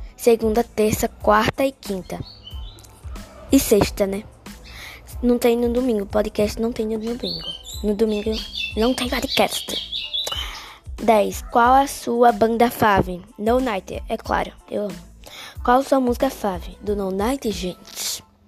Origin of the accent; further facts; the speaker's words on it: Guarabira, Paraíba, Brazil; Eu moro no sítio Maciel, zona rural de Guarabira. Moro na Paraíba, né? Sou paraibana